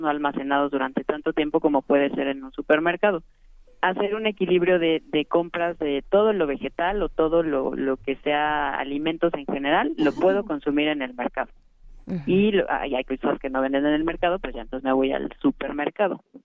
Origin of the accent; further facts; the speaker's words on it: Mexico; nuestro país